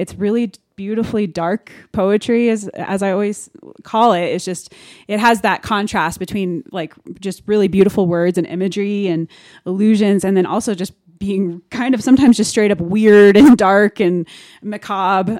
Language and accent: English; Denver, Colorado, United States; I am born and raised in Denver, Colorado